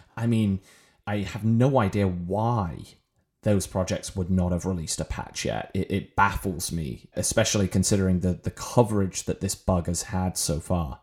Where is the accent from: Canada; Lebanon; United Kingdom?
United Kingdom; England; moved away as an adult; also born or lived in Ireland; now in United States; I am British, uh, and not American. And when I was growing up, I had the wonders of our U K National Healthcare Service.